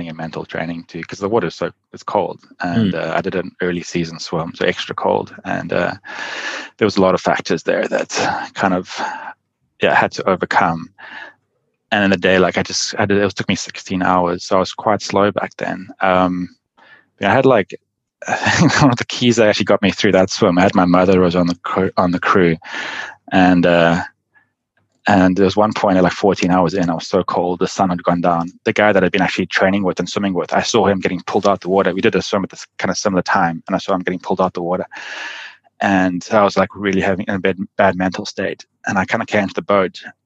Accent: South Africa; moved away as an adult; also born or lived in Cape Town; now in San Francisco, United States; when I was a kid, like lived growing up in South Africa

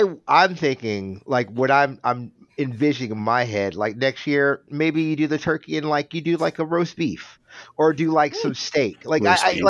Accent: Alabama, United States; I'm from Alabama.

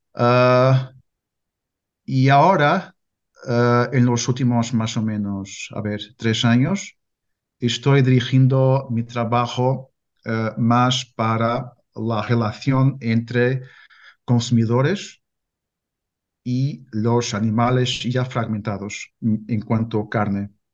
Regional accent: Portugal; Spanish is a second language; also born or lived in Porto; soy eh, portugués, vivo en Porto

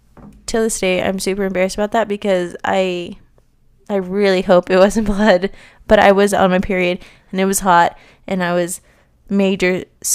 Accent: Las Vegas, Nevada, United States; I'm from Vegas. It's bloody hot out there.

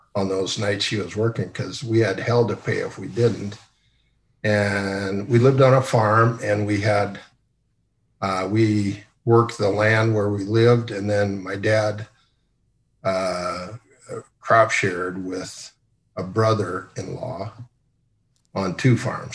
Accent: Sioux Center, Iowa, United States; also born or lived in Columbus, Nebraska; I grew up in Sioux Center, Iowa.

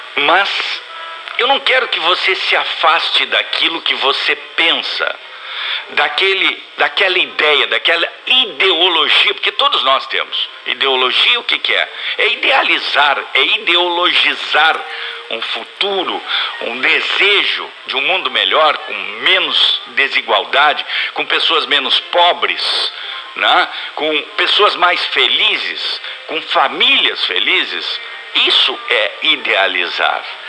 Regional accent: Brazil; fomos criados no Brasil

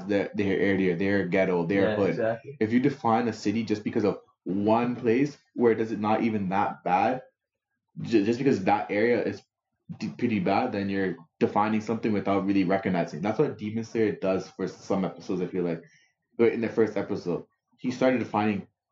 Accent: Toronto, Ontario, Canada; I'm from Scarborough

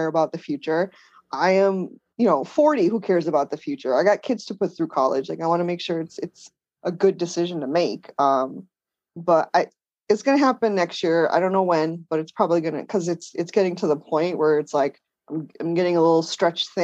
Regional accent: Danbury, Connecticut, United States; moved away; I grew up in Danbury, Connecticut

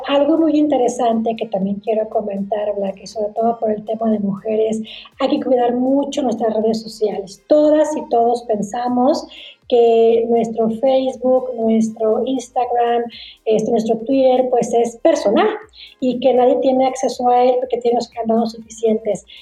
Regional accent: Torreón, Coahuila, Mexico; yo soy de Torreón, Coahuila, y ahí donde fue donde abrí mi primera oficina

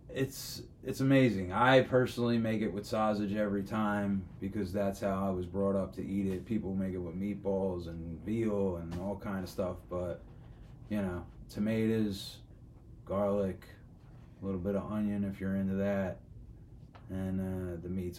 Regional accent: Philadelphia, Pennsylvania, United States; being born and raised in South Philly

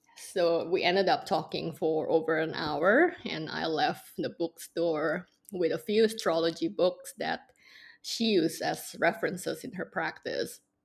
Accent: Indonesia; also born or lived in Singapore / Hong Kong; now in Los Angeles, United States; Indonesia, uh, which is my home country

